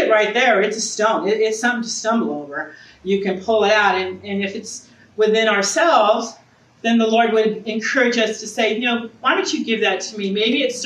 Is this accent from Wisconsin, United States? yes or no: no; Southern California, United States; now in Eureka, United States; I'm originally from Southern California